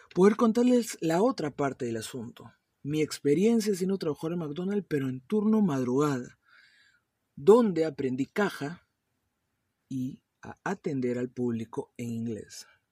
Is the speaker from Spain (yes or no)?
no; Peru; also born or lived in Miami, United States / West Palm Beach, United States; mi país natal, Perú